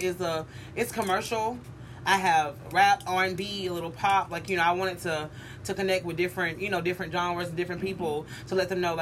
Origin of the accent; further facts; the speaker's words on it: Carrollton, Georgia, United States; also born or lived in Ohio; I'm from Ohio, but I ended up landed in... And a place called Carrollton, Georgia